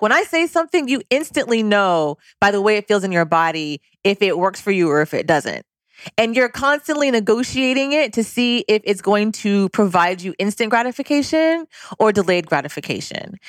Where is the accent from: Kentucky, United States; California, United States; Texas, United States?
California, United States; Cerritos; also born or lived in Louisiana; I am from a suburb of Southern California called Cerritos